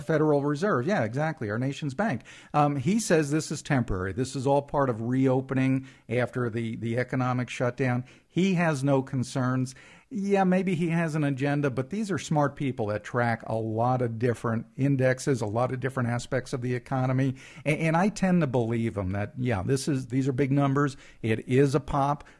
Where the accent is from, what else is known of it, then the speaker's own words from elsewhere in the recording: East Coast, United States; moved away; Growing up on the East Coast